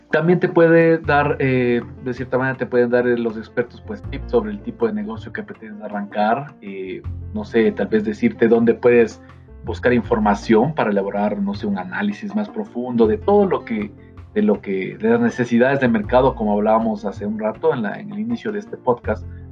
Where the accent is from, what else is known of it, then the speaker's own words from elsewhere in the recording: Ecuador; soy, em, de Ecuador